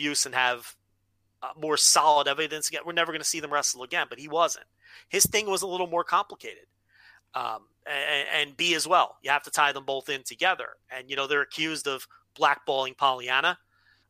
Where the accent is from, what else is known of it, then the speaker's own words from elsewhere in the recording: United States; I'm an American fan.